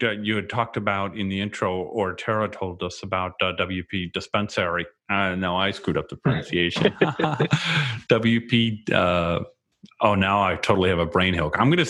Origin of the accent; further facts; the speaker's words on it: Chicago, Illinois, United States; moved away; I'm originally from the Chicago area